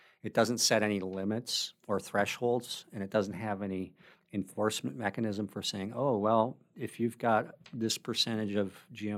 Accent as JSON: {"language": "English", "region": "Wisconsin", "country": "United States", "tie": "born or raised there", "said": "small family farms like the one that I grew up on in Wisconsin."}